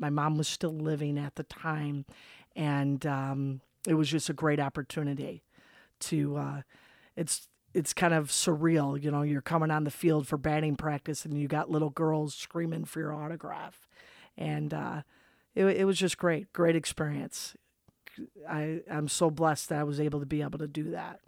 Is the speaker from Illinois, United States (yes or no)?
yes; Chicago, Illinois, United States; grew up, uh, southeast side of Chicago